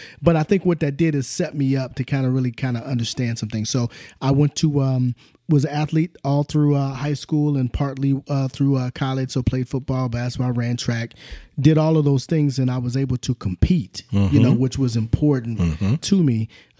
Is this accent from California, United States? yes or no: yes; Southern California, United States; also born or lived in Oklahoma; child of the 70s and the 80s, you know, also, and growing up, born in Oklahoma, moved to Southern California when I was probably in the third or fourth grade, and would go back and forth to Oklahoma.